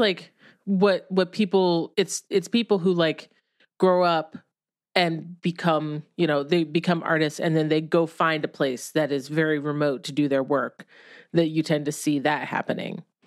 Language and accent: English; Ohio, United States; moved away; also born or lived in New York City; when I was growing up in Ohio, I didn't necessarily feel like totally culturally bereft